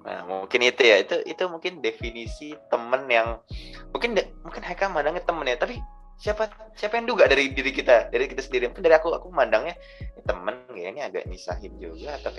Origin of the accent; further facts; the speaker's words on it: Jakarta, Indonesia; mungkin kebetulan aku dari Jakarta orang Jawa juga ini realitanya mungkin dulu awal-awal agak susah sih sebenarnya bondingnya itu loh